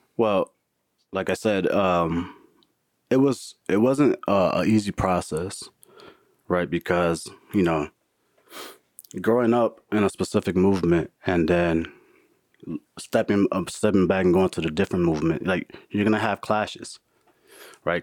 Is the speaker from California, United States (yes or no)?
no; Milwaukee, Wisconsin, United States; now in Florida, United States; I live in Florida, born and raised in Milwaukee